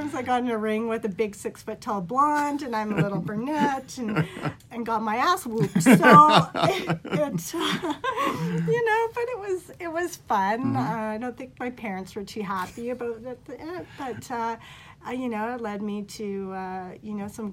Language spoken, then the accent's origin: English; Vancouver, British Columbia, Canada; I was born in Vancouver